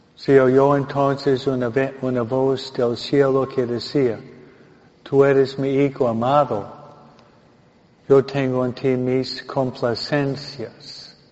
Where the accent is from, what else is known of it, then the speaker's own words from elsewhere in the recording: Michigan, United States; now in California, United States; yo nací en Michigan, no Michoacán